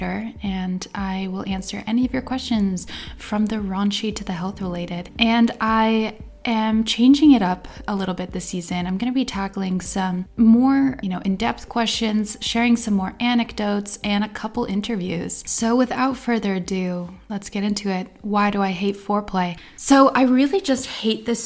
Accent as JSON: {"language": "English", "country": "United States", "tie": "born or raised there", "moved": "yes", "lives_now": "Iceland", "said": "I grew up in the United States on the East Coast in the greater New York area and in a pretty conservative little pocket of a blue state"}